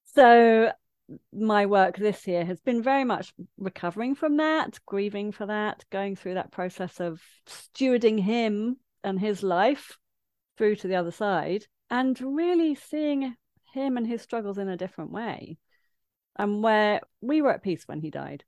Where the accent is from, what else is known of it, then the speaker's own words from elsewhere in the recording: Midlands, United Kingdom; moved away; I grew up in the Midlands